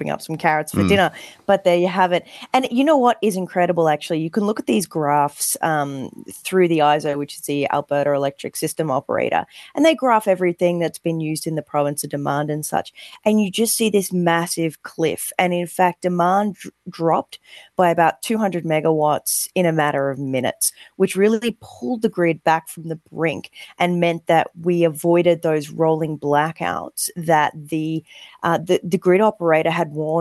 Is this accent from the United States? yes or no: no; Australia; now in Calgary, Canada; I'm an Australian